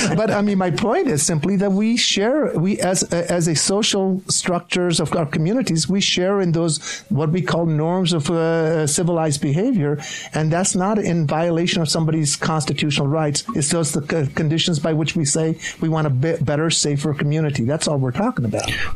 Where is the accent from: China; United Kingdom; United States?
United States; Kearns, Utah; I grew up in Kearns